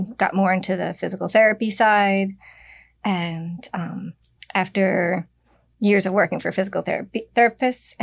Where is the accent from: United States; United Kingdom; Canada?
United States; Brick, New Jersey; I am from Brick. I grew up in Brick